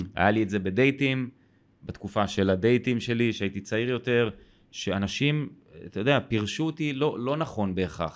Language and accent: Hebrew; Israel; אני גדלתי בקיבוץ